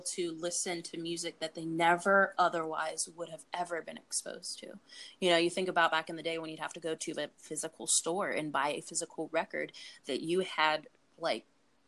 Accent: Pittsburgh, Pennsylvania, United States; the music that I grew up around in Pittsburgh, you know, going to the Keynote Cafe at 14 years old

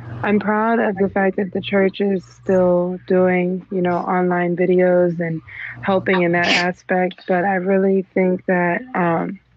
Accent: Hughesville, Maryland, United States; now in Washington, D.C., United States; I'm from Hughesville, Maryland. I grew up in Hughesville, but I moved out to D.C.

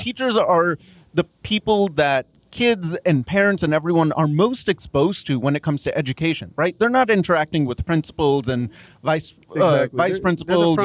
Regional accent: Dallas, Texas, United States; also born or lived in Mumbai, India; now in Lubbock, United States; I grew up in Dallas

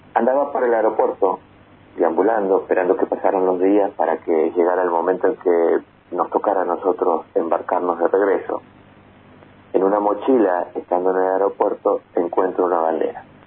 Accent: Argentina; del color que realmente somos los argentinos

